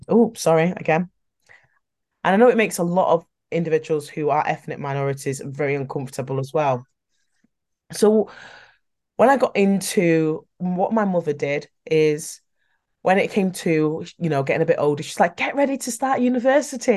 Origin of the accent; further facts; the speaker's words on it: Manchester, North West England, United Kingdom; I am really from Manchester